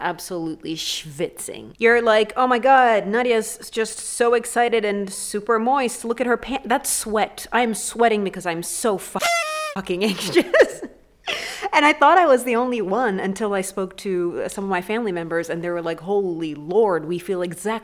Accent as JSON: {"language": "English", "town": "Mombasa", "region": "Mombasa County", "country": "Kenya", "tie": "born or raised there", "said": "It's Mombasa. It's my hometown."}